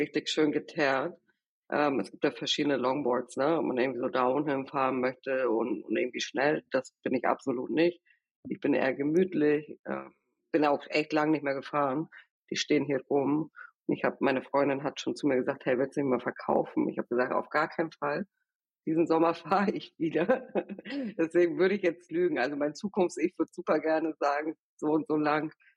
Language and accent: German; Kiel, Schleswig-Holstein, Germany; accent: Norddeutsch; also born or lived in Venezuela; now in Berlin, Germany; Ich bin in Venezuela aufgewachsen. Mit sieben Jahren sind wir dann, oder als ich sieben Jahre alt war, gemeinsam mit meiner Familie nach Kiel gezogen.